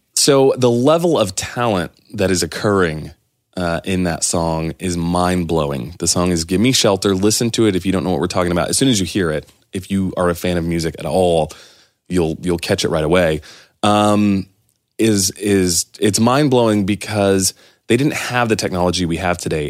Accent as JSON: {"language": "English", "area": "near Clovis", "region": "New Mexico", "country": "United States", "tie": "born or raised there", "said": "growing up near Clovis, New Mexico, there was uh, Norman Petty Studios was there."}